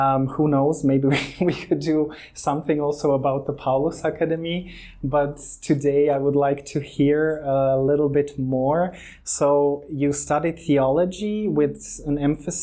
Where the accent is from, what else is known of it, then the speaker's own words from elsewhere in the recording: Croatia; also born or lived in Germany; I was born in Germany. I grew up in Croatia